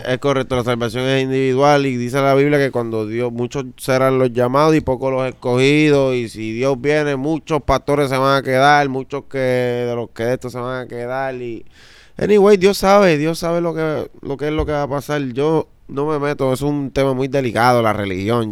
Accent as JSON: {"language": "Spanish", "town": "Juncos", "country": "Puerto Rico", "said": "yo soy de Junco, Puerto Rico"}